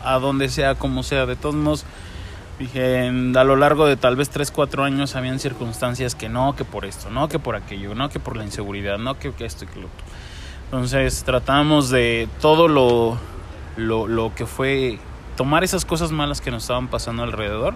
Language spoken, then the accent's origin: Spanish; Mexico; nuestro café mexicano